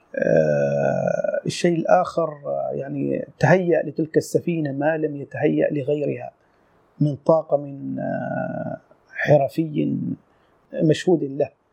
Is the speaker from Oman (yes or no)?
yes; Sur, South Ash Sharqiyah, Oman; moved away as an adult; من مواليد صور العام 1970 آه، عشت في هذه المدينة حتى العام 1987